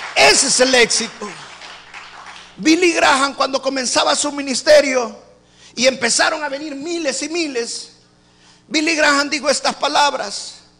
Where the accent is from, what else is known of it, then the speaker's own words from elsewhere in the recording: El Salvador; now in Houston, United States; En mi país